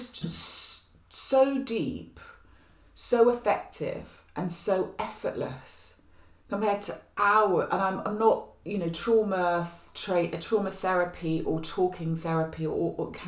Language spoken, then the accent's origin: English; near Glastonbury, South West England, United Kingdom; now in Hackney, London, United Kingdom; I was born near Glastonbury, so there was something about going back to my roots